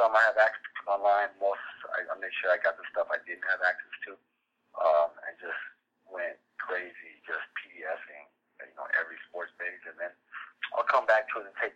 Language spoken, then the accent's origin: English; Southern California, United States; now in Grand Rapids, United States; I'm from Southern California